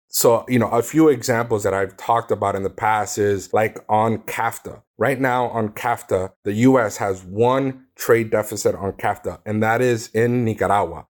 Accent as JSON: {"language": "English", "town": "Miami", "region": "Florida", "country": "United States", "tie": "born or raised there", "said": "Being born and raised in Miami, Florida"}